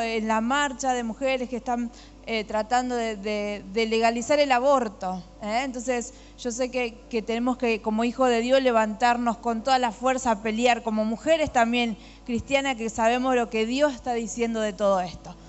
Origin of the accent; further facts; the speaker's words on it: Argentina; en mi país, mi Argentina